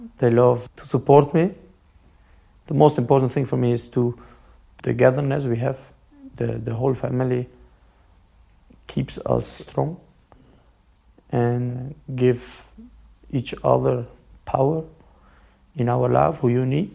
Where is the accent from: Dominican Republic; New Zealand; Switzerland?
Switzerland; English is a second language; also born or lived in Kosovo; I'm Swiss and I grew up in Switzerland and I love this country